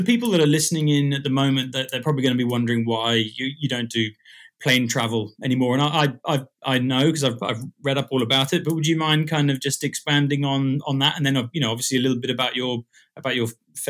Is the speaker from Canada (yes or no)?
no; Dubai, United Arab Emirates; moved away as an adult; Because I grew up in Dubai in Middle East. Wow. I was born there and lived there for 18 years.